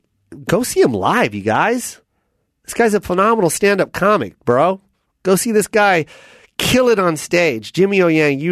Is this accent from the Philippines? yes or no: yes; Philippines; As a Filipino, I say that also because that's another thing.